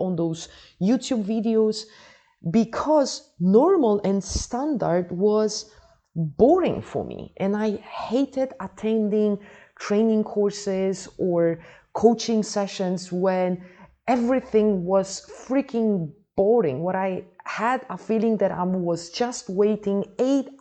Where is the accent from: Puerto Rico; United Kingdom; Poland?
Poland; now in Dubai, United Arab Emirates; Originally, I am from Poland, not Holland, Poland, but for the past 20 years, I have been living and working in Dubai.